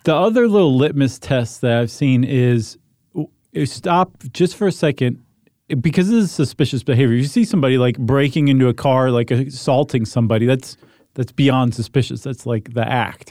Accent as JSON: {"language": "English", "town": "Toledo", "region": "Ohio", "country": "United States", "tie": "born or raised there", "said": "when I was growing up in Toledo"}